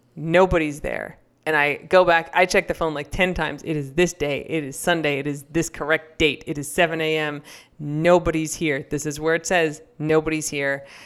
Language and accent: English; United States; an American growing up